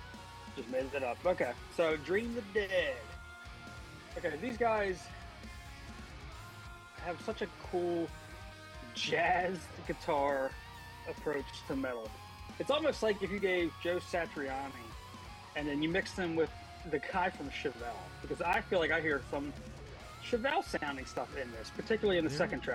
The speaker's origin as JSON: {"language": "English", "region": "South Australia", "country": "Australia", "said": "We're doing South Australia. I'm from Southern Australia."}